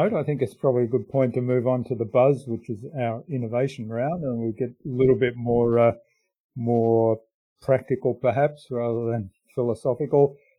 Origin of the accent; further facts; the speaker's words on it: Germany; now in Australia; I mean, I'm a migrant from Germany to Australia.